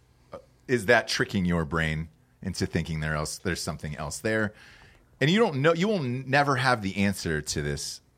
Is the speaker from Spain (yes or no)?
no; the South, United States; growing up in the South